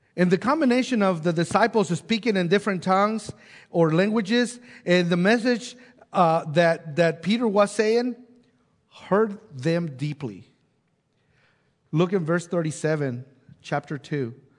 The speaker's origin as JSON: {"language": "English", "country": "Mexico", "tie": "born or raised there", "moved": "yes", "lives_now": "Bella Vista, United States", "said": "growing up in Mexico and then moving to different places and then now end up in Bella Vista"}